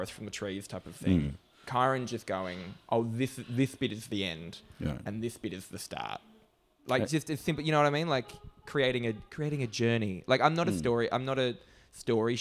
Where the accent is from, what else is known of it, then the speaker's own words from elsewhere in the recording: Australia; as an Australian